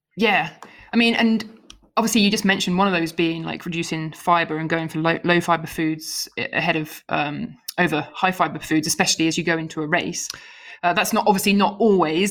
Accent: United Kingdom; now in United States; living in America but being a Brit.

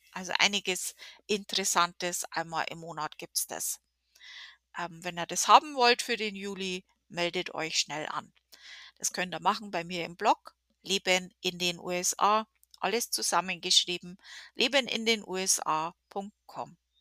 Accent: Germany; now in United States; wir in Deutschland

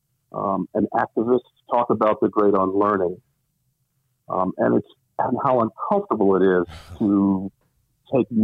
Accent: Richmond, Virginia, United States; moved away; I grew up in Richmond, Virginia

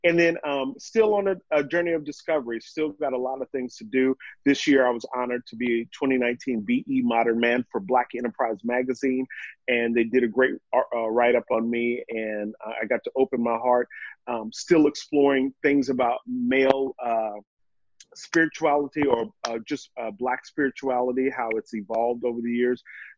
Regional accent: New York, United States; So I'm a New Yorker. I ain't going nowhere until it's time to move to Europe.

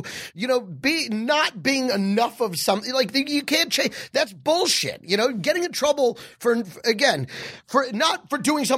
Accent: Texas, United States; I grew up in Texas

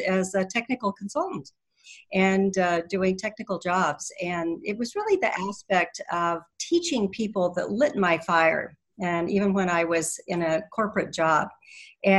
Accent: Colorado, United States; I am from Colorado

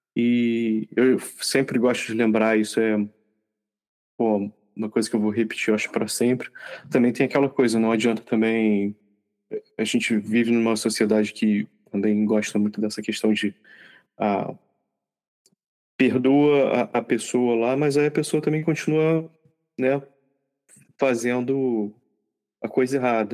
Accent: Rio de Janeiro, Brazil; somos, somos cariocas, né? Os três aqui na gravação

